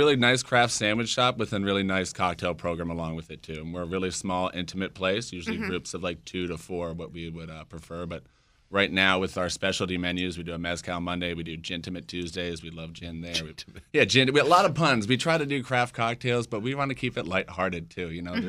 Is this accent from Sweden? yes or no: no; Arlington, Virginia, United States; my drugstore as a kid growing up in Arlington